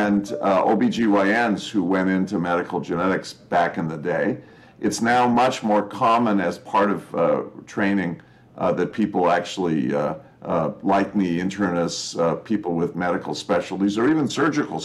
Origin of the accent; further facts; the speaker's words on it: California, United States; I'm a Californian, first generation American